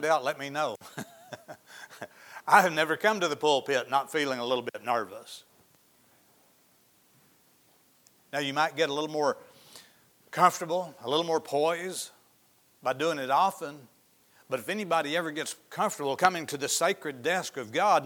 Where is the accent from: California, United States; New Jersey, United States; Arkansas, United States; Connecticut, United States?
Arkansas, United States; Izard County; where I grew up in Izzard County